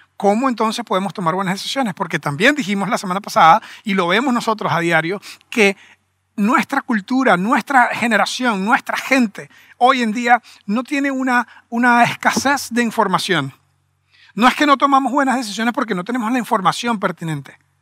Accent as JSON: {"language": "Spanish", "country": "Venezuela", "said": "somos venezolanos"}